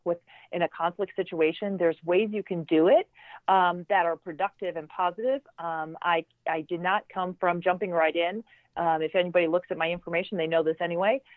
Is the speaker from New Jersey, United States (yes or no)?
no; Chicago, Illinois, United States; I um, grew up in uh, the North Shore, Chicago, uh, so the suburbs